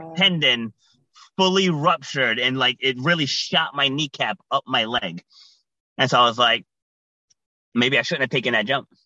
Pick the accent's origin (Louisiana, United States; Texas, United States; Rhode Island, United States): Rhode Island, United States; also born or lived in New York City; I was born in New York City, but I was raised in Rhode Island.